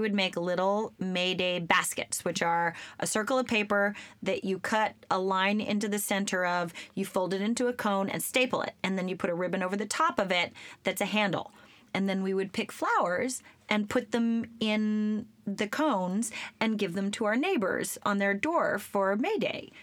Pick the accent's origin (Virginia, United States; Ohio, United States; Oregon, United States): Oregon, United States; I grew up in Oregon.